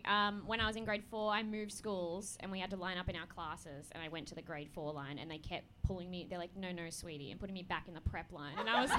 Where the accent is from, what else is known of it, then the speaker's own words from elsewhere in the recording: Australia; accent: Bogan; My Bogan accent has, you know, it's been diluted at this point.